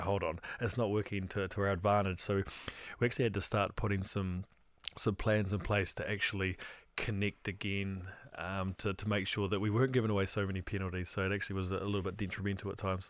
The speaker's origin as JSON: {"language": "English", "country": "New Zealand", "said": "as New Zealander"}